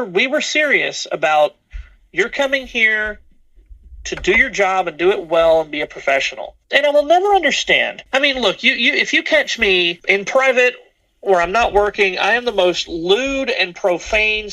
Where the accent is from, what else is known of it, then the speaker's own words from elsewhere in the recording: the South, United States; I grew up in the South